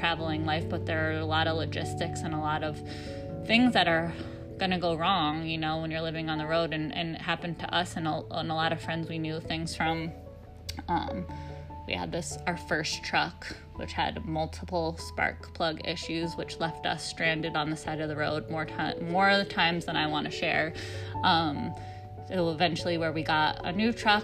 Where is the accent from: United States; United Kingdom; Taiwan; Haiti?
United States; upstate New York; moved away as an adult; We're from upstate New York originally, but we moved out west